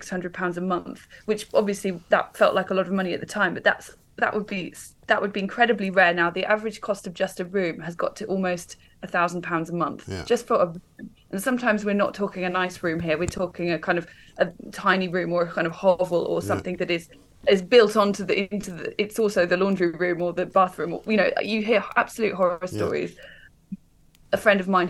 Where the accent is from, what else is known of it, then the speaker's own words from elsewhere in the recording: Warwickshire, West Midlands, United Kingdom; now in London, United Kingdom; I'm from Warwickshire. I grew up in the countryside. I didn't move to London